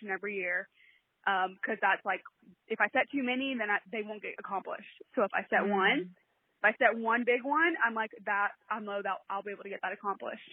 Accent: a little north of Atlanta, Georgia, United States; I am from Georgia, a little north of Atlanta. I've lived here my whole life.

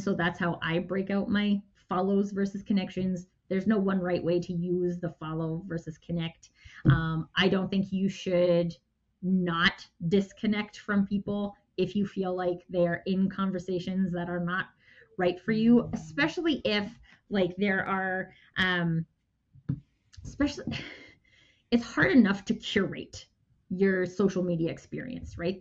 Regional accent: Canada; I'm Canadian.

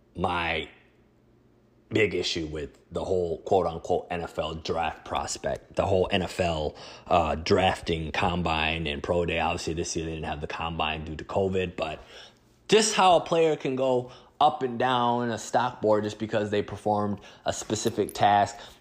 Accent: Twin Cities, Minnesota, United States; my hometown of the Twin Cities

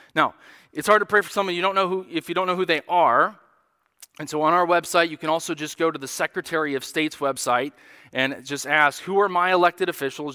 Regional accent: United States; as American Christians

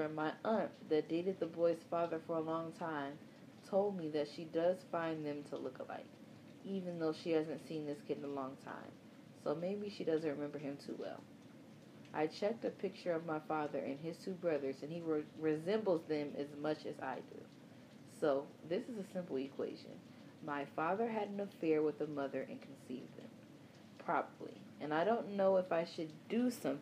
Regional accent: Chicago, Illinois, United States; I'm from Chicago

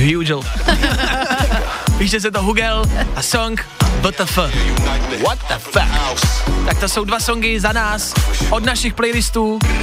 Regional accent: Plzeň, Plzeň Region, Czechia; now in Prague, Czech Republic; já jsem z Plzně, chci říct, aby si nikdo nemyslel, já sice jako bydlíme tady v Praze, ale já jsem Plzeňák

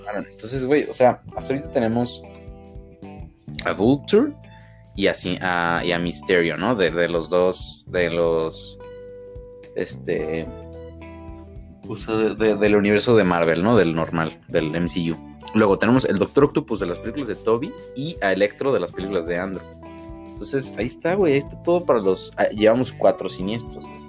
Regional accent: Mexico; Como buenos mexicanos

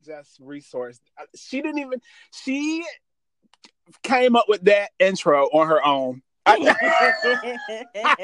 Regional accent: Virginia, United States; I grew up in Virginia and in the Black church

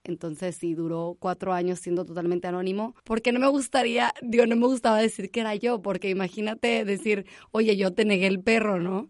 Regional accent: Monterrey, Nuevo León, Mexico; also born or lived in Barcelona; soy de Monterrey, Nuevo León, de aquí

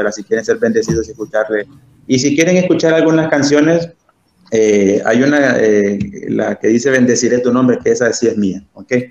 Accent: Honduras; saludarlos a ustedes como hermanos en la fe y como hondureños, Luis, porque también, no crean, ¿verdad? bueno ver hondureños.

